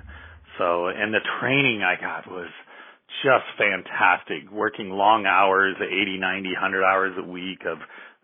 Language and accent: English; Southern California, United States; also born or lived in Omaha, Nebraska; I was raised here in Southern California